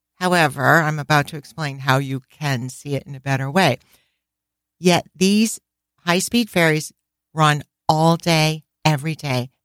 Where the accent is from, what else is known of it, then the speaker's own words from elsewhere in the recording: New England, United States; we're from New England, where it's always cold.